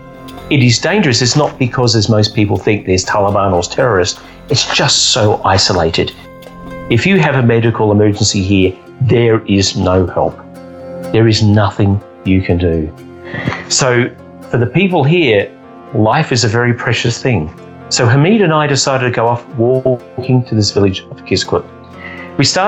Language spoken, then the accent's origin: English; Australia; I'm from Australia